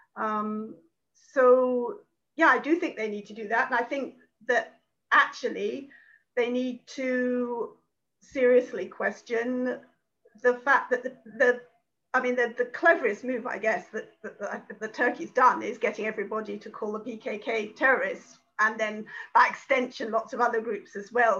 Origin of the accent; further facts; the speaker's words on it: United Kingdom; being British